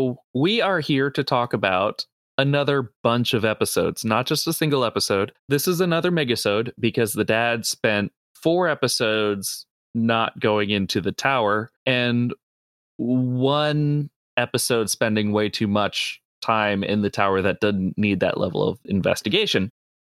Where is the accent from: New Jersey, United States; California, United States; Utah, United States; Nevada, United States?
New Jersey, United States; I grew up in New Jersey